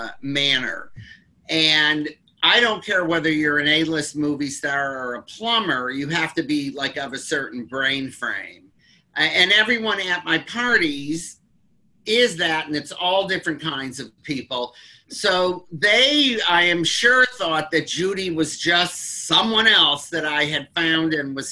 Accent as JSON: {"language": "English", "town": "Detroit", "region": "Michigan", "country": "United States", "tie": "born or raised there", "said": "I grew up in Detroit when Motown was coming up"}